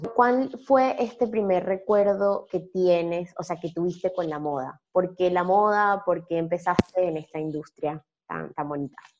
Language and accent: Spanish; Venezuela; now in Buenos Aires, Argentina; yo soy venezolana, pero estoy en Buenos Aires hace tiempo